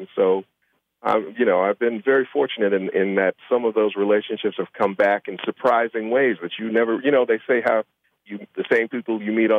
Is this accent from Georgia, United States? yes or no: no; Chicago, Illinois, United States; And where'd you grow up, Chicago? Oh, me too. Where? That's south side. What? That. Me too. Where on the south side? And cool. All of a sudden, it was like, she said no. And we grew up on the same block.